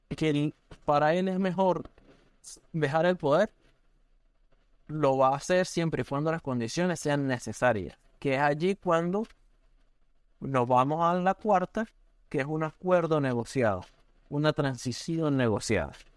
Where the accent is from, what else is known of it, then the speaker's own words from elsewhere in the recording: Venezuela; moved away as an adult; also born or lived in San Cristóbal, Venezuela; now in Oregon, United States; nosotros como venezolanos